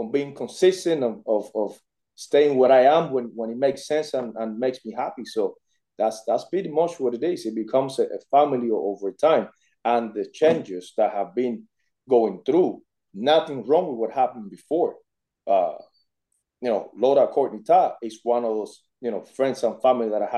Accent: Cuba; moved away as an adult; now in United States; I was born in Cuba. I came to the States when I was 18 years old

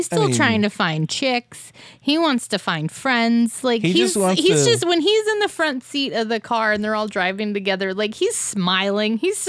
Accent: Arizona, United States; And we're from Arizona. We've seen those places.

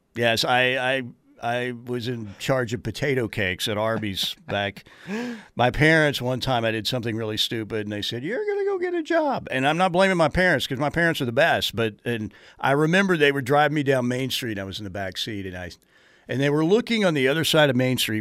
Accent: Norman, Oklahoma, United States; my days growing up in God's country in Norman, Oklahoma

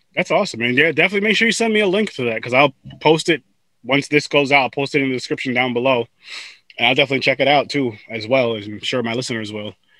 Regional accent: New York, United States; I'm from New York

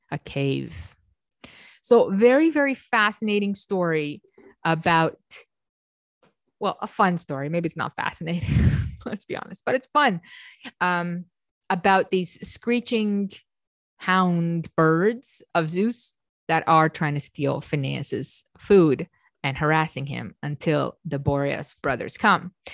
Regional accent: Romania; I'm Romanian, I come from Eastern Europe.

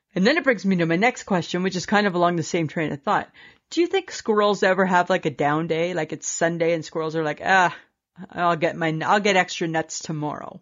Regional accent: Canada; we're Canadian.

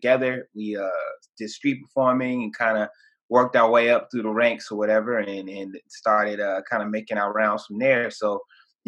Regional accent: Savannah, Georgia, United States; originally I'm from Savannah, Georgia

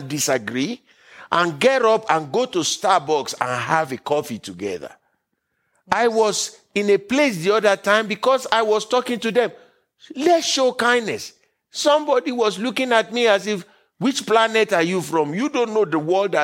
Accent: Nigeria; now in United States; I was born and raised in Nigeria. I made America my home country by choice.

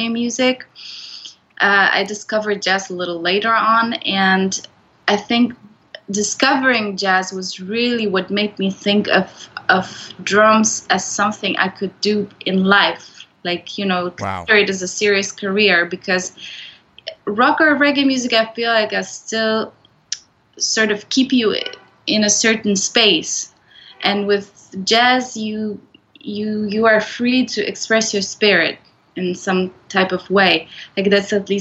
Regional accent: Poland; moved away as an adult; also born or lived in Netherlands; I come from Poland

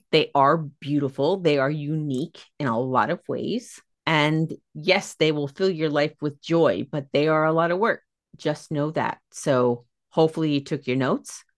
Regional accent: United States; I'm American.

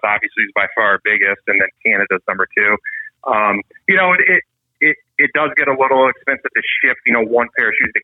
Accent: Michigan, United States; we're from Michigan

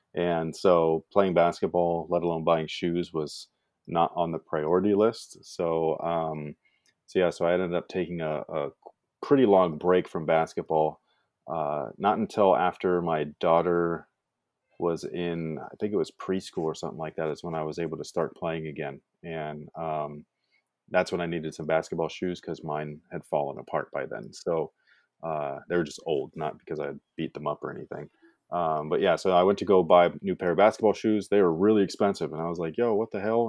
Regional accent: Bay Area, California, United States; moved away as an adult; now in Sacramento area, United States; when I was growing up there, it was quite normal

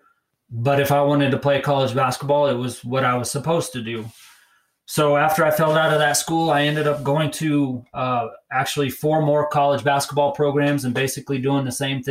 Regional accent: Fort Collins, Colorado, United States; I grew up, I'm a native of Colorado. I spent most of my younger years in Fort Collins

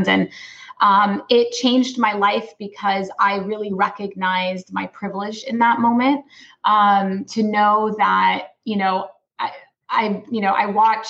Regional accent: Los Angeles, California, United States; I'm Palestinian American. I'm born in Los Angeles, California.

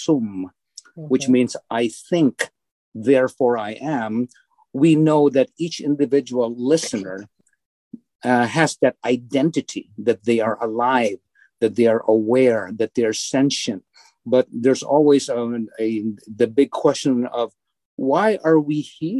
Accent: Philippines; moved away as an adult; now in Bourbonnais, United States; as I was growing up in the Philippines

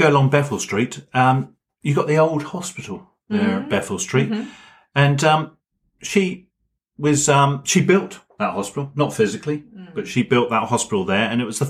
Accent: Norwich, East of England, United Kingdom; That really is. I'm from Norwich.

